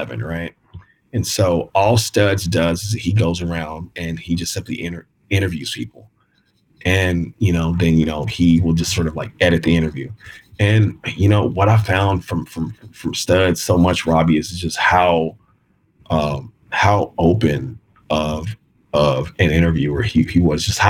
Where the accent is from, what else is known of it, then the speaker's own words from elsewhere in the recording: Kansas City, Missouri, United States; I'm from Kansas City.